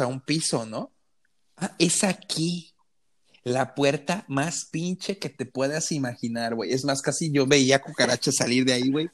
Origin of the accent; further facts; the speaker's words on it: Mexico; Y yo, sí, México